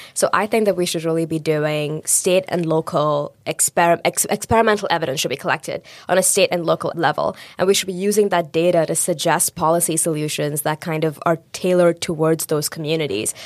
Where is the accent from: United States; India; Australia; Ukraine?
India; moved away; I grew up in India.